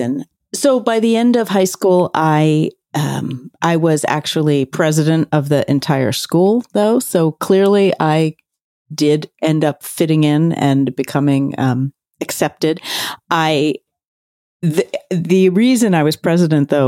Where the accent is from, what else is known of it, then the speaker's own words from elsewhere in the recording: Philadelphia, Pennsylvania, United States; I grew up in Center City, Philadelphia, and I went to high school out in the suburbs.